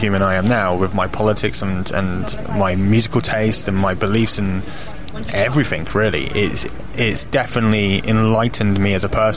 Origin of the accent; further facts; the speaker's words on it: Nottingham, East Midlands, United Kingdom; my hometown of Nottingham